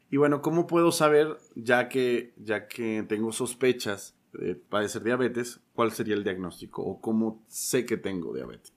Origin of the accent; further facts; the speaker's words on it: Mexico; tenemos como mexicanos muchos factores